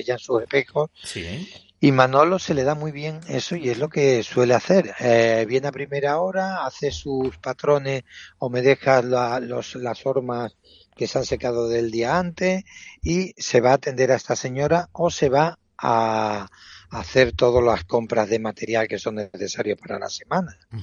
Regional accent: Cáceres, Extremadura, Spain; moved away as an adult; also born or lived in Brozas; now in Seville, Spain; nací en Cáceres, pero mm, provengo de mi familia proviene de un pueblo muy muy bonito que se llama Brozas

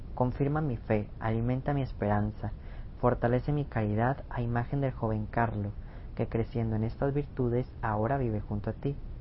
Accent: Mexico; a mí como mexicano

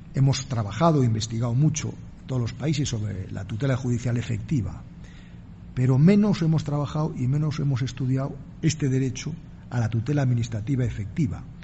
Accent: Spain; en mi país la Constitución española

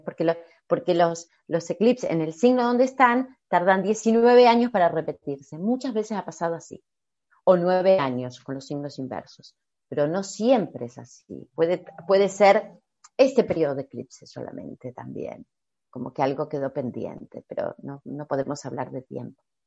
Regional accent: Argentina; yo como argentina

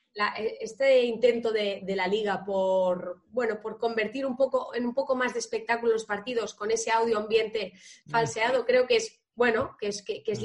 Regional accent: Tarragona, Catalonia, Spain; soy de Tarragona

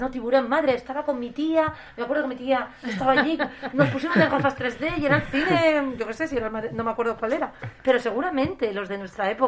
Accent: Gijón, Asturias, Spain; que somos de Gijón

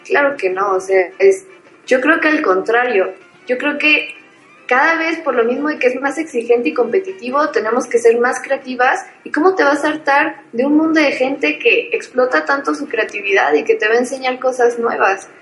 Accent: Mexico; yo como mexicana

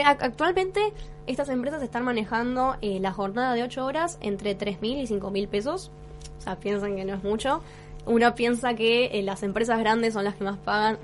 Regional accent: Argentina

